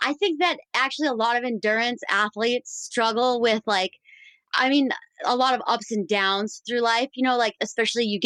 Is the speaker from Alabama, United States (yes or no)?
no; Minnesota, United States; moved away as an adult; I grew up in Minnesota